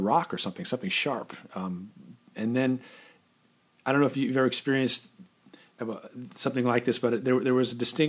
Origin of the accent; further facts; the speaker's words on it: California, United States; I grew up in California, and I've been on the beach, you know, most of my life